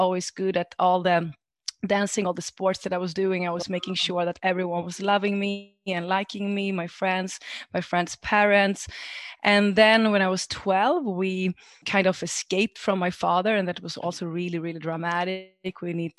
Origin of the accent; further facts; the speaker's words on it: Greece; English is a second language; moved away; also born or lived in Sweden; But I grew up in Sweden. And when I was 5 years old, I moved down to Greece with my mother and father. My father is from Greece and my mother from Sweden. And it was like completely different world to be raised there.